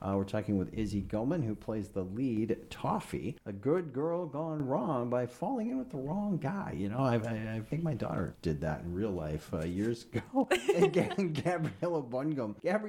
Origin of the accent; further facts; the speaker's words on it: Iowa, United States; now in Minnesota, United States; I believe that's set somewhere in Iowa, I believe, my home state.